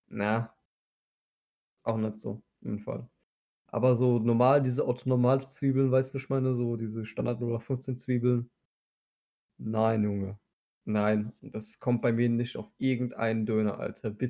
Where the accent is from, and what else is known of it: Turkey